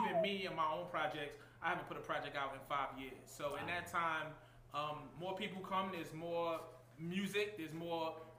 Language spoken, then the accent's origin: English; New York City, New York, United States; I'm from Big Coney Island